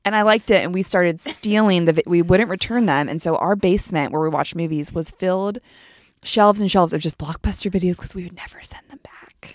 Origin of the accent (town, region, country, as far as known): Palo Alto, California, United States